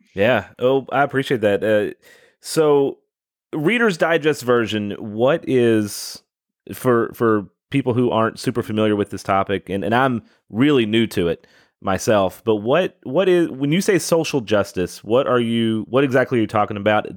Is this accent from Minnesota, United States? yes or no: no; Louisville, Kentucky, United States; moved away as an adult; now in Southern Indiana, United States; I'm born and raised in Louisville